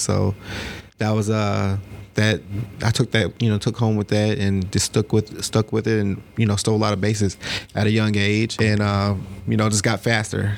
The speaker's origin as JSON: {"language": "English", "area": "Cobb County", "region": "Georgia", "country": "United States", "tie": "born or raised there", "said": "Cobb County"}